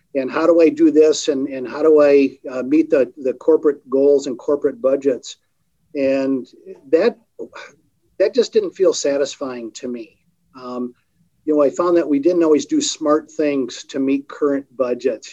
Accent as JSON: {"language": "English", "town": "Port Huron", "region": "Michigan", "country": "United States", "tie": "born or raised there", "lives_now": "Kalamazoo, United States", "said": "Grew up in the east side of the state in Port Huron, over on Lake Huron, uh, a little bit northeast"}